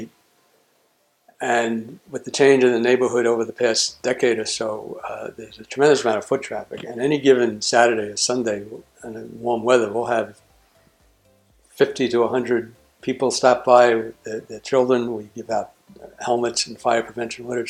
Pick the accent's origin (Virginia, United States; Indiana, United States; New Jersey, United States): New Jersey, United States; Jersey City; I'm from Jersey City